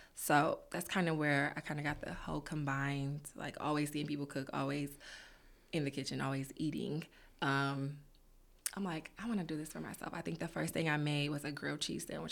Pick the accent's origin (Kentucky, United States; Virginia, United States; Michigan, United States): Michigan, United States; Detroit; also born or lived in Peoria, Illinois; raised in Detroit